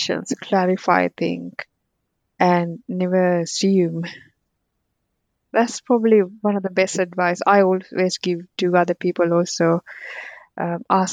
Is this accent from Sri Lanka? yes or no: yes; Sri Lanka; English is a second language; moved away; also born or lived in Colombo; I grew up in Sri Lanka